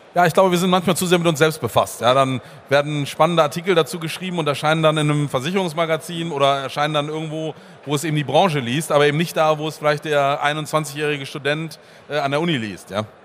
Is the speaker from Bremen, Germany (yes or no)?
yes; Bremen, Germany; ich komme aus Bremen